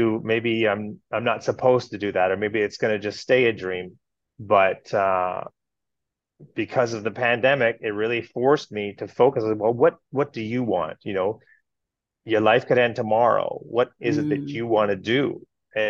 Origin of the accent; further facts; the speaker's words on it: Kirkland Lake, Ontario, Canada; I was born and raised in Canada. I was born in Northern Ontario, Kirkland Lake, for anybody out there who knows about Northern Ontario.